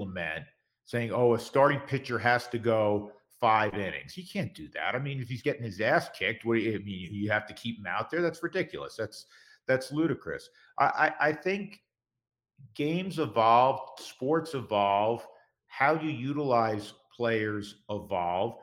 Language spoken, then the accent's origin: English; the East, East Coast, United States; moved away; we're both originally from the East